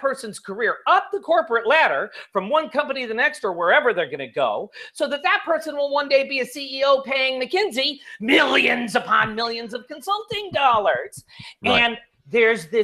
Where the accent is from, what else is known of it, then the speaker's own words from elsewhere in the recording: Chicago, Illinois, United States; I'm from Chicago. I'm of Italian heritage.